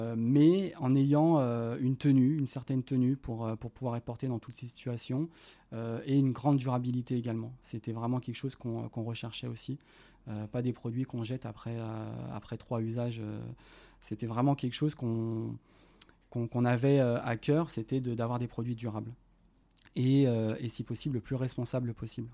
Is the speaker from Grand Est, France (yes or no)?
no; Lyon, Auvergne-Rhône-Alpes, France; je suis originaire de Lyon